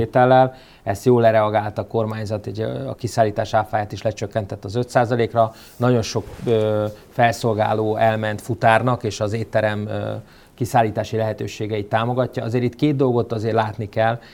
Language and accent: Hungarian; Hungary; mi magyarok, akik még a szocializmusba, um, um, cseperedtünk föl